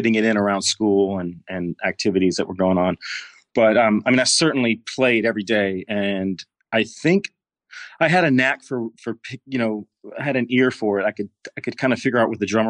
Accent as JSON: {"language": "English", "town": "Clinton", "region": "Mississippi", "country": "United States", "tie": "born or raised there", "also_born_or_lived": "Texas", "moved": "as an adult", "said": "I grew up in Mississippi, in a small town outside of Jackson. Clinton was the name of the city."}